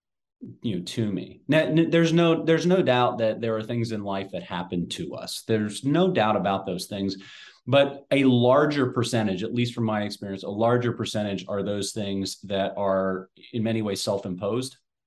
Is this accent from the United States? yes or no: yes; Southwest Ohio, United States; I'm a Midwestern boy, so I was born and raised in Southwest Ohio.